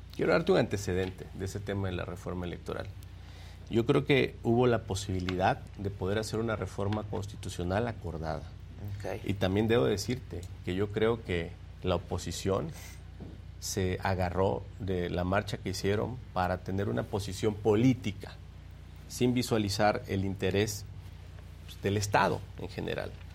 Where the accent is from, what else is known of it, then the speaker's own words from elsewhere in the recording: Minatitlán, Veracruz, Mexico; yo nací en Minatitlán. Yo soy veracruzano, nací ahí